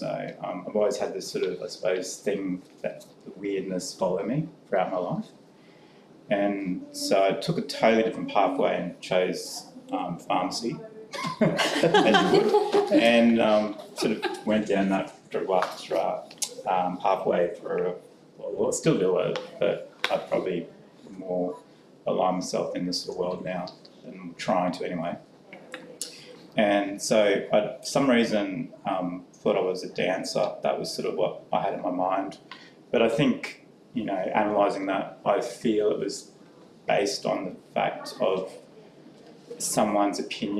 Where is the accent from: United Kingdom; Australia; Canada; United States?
Australia; Mount Isa, Queensland; Growing up in Mount Isa